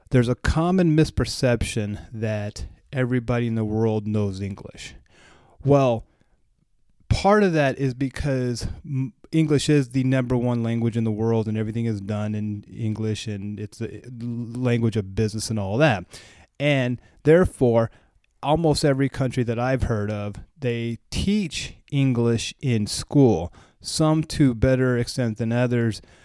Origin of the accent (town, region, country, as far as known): United States